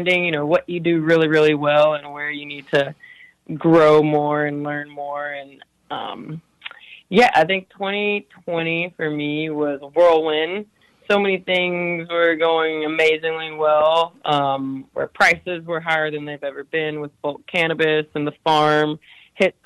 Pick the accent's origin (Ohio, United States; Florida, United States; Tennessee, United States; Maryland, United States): Tennessee, United States; growing up in Tennessee